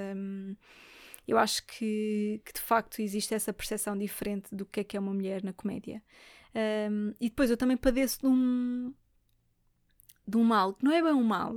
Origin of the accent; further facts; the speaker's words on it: Lisbon, Portugal; Eu sou de Lisboa